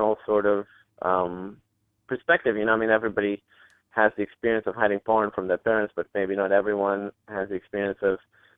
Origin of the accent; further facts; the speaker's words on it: Pakistan; me being Pakistani or being from Pakistan